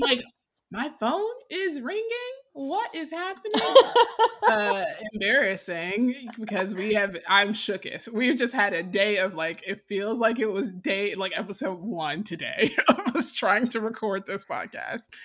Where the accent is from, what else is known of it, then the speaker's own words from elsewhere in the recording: Decatur, United States; moved away; I grew up in Decatur where people were being murdered